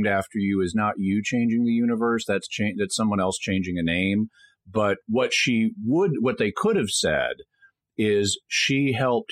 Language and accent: English; the South, United States; growing up in the South, politeness was really stressed to us growing up